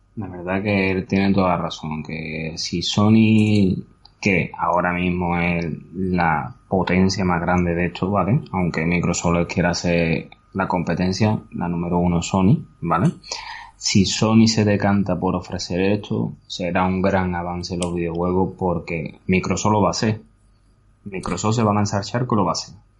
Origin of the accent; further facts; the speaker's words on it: Andalusia, Spain; como buenos andaluces que somos